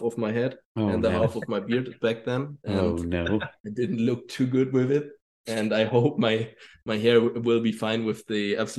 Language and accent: English; Germany; moved away as an adult; also born or lived in Munich / Bilbao; the nearest team to my hometown